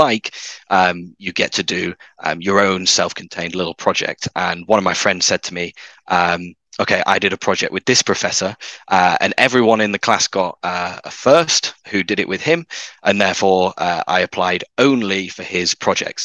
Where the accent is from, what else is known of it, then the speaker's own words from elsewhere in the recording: Manchester, North West England, United Kingdom; also born or lived in Cambridge; So I grew up in the north of England, as some of your listeners may be able to tell from my accent. So in Manchester